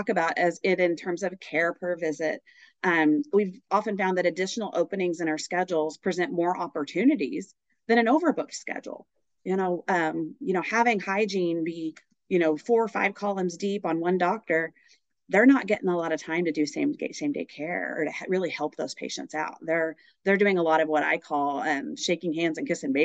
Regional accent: Oklahoma, United States; moved away as an adult; now in San Diego, United States; I'm originally from the great state of Oklahoma

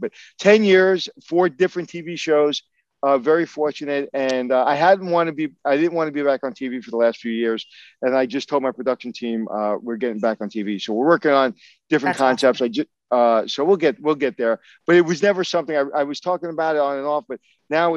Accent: New York City, New York, United States; I grew up in Brooklyn

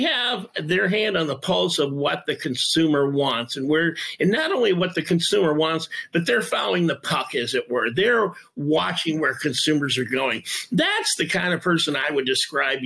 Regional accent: Detroit, Michigan, United States; I'm from Detroit

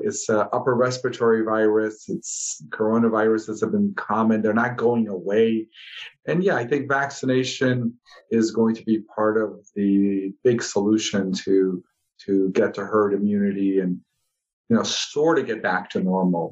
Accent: Chicago, Illinois, United States; moved away as an adult; also born or lived in Ohio / Los Angeles; now in Southern Nevada, United States; grew up uh, in the Midwest in Chicago

